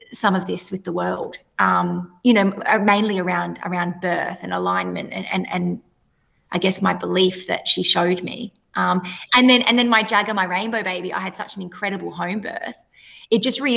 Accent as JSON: {"language": "English", "town": "Perth", "region": "Western Australia", "country": "Australia", "said": "I am from Perth, WA."}